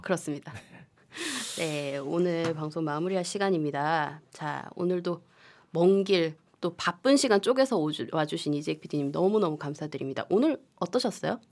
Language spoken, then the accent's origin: Korean; Gyeongsang, South Korea; 둘다 경상도 출신이라